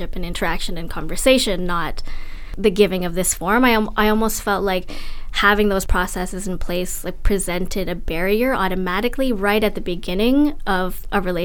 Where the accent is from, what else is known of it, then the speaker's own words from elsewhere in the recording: Philippines; moved away; I'm from the Philippines. I was born there and I've been back many times, but I'm not from the Cordillera